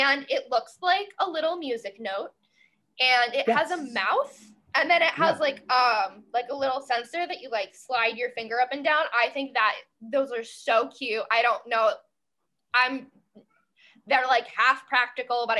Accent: Lancaster County, Pennsylvania, United States; in Lancaster County, Pennsylvania, my hometown

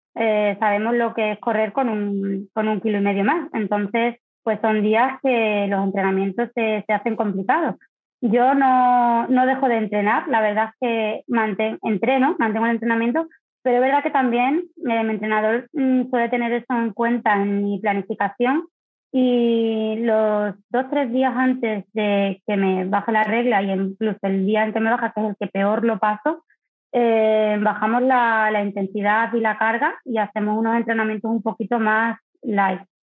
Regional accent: Don Benito, Extremadura, Spain; moved away as an adult; now in Seville, Spain; soy extremeña de Don Benito, pero afincada en Sevilla hace ya pues ocho o 9 años

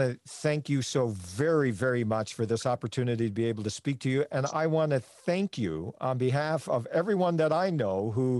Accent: Newfoundland and Labrador, Canada; one of my heroes growing up in Newfoundland

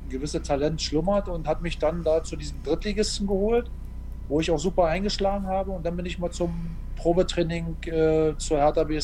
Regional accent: Berlin, Germany; Ja, das, ich bin ja Berliner

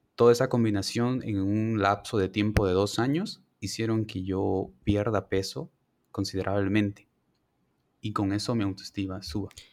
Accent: Santa Cruz de la Sierra, Santa Cruz, Bolivia; moved away as an adult; now in Cochabamba, Bolivia; Soy de Santa Cruz, estudio en Cochabamba

